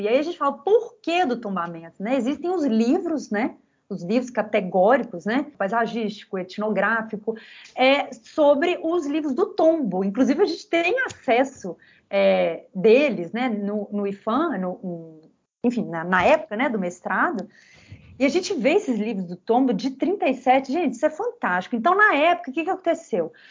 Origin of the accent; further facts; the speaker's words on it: Belo Horizonte, Minas Gerais, Brazil; eu que nasci aqui em Belo Horizonte